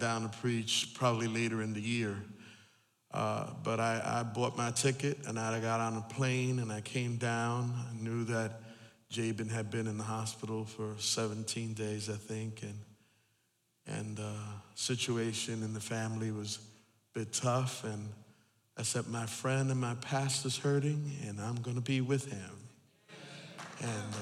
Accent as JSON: {"language": "English", "region": "East Coast", "country": "United States", "said": "I'm from the East Coast, and so we're a different time zone"}